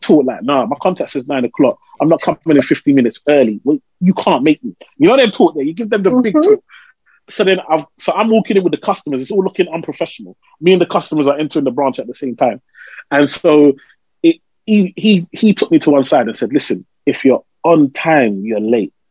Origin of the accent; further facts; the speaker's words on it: London, United Kingdom; I grew up in Tower Hamlets, East London